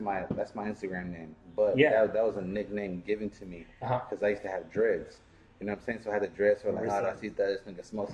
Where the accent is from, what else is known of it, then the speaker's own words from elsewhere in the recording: San Diego, California, United States; I'm from San Diego